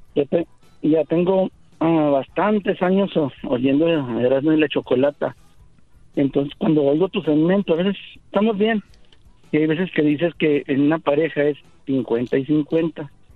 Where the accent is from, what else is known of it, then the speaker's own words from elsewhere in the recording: Ciudad Juárez, Chihuahua, Mexico; now in El Paso, United States; yo vivo en El Paso, soy de Ciudad Juárez